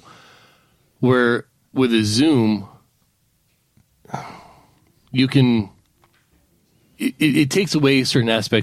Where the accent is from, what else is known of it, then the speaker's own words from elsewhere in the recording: Palmdale, California, United States; now in Alaska, United States; when I was growing up in Palmdale, California